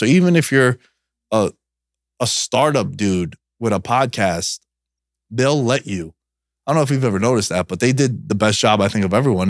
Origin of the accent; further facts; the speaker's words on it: New York, United States; growing up in New York